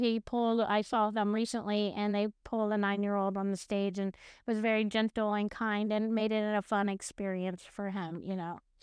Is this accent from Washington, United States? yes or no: no; Oklahoma, United States; moved away; also born or lived in California / Texas; I grew up in Oklahoma, I moved to California